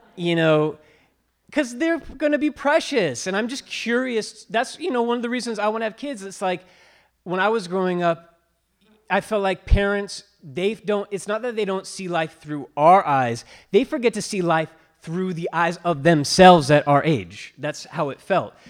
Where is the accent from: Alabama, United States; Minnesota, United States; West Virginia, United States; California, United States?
California, United States; when I was growing up in California